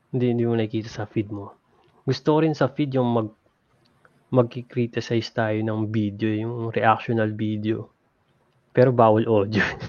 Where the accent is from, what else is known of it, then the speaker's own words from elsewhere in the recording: Laguna, Calabarzon, Philippines; now in United States; taga Laguna ako.